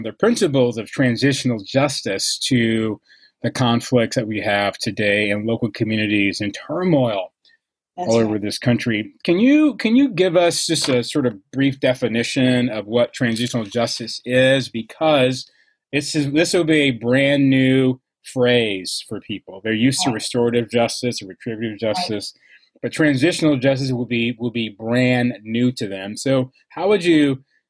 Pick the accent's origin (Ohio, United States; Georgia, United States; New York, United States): Georgia, United States; Atlanta; as an African American who was raised in the South, I'm from Atlanta. I was raised by the people who knew King. I'm from that community in Atlanta.